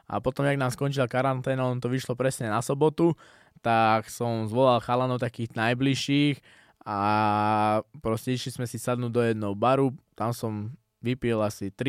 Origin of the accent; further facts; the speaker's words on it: Slovakia; dostal som sa do UFC ako prvý Slovák, je to fakt úspech veľký, aj pre mňa, aj pre celé Slovensko.